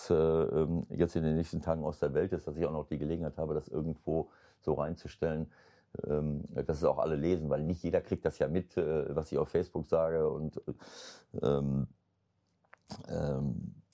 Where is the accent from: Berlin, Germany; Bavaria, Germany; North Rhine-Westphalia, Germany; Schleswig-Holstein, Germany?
North Rhine-Westphalia, Germany; Also das finde ich jetzt despektierlich meiner Heimat gegenüber Ostwestfalen.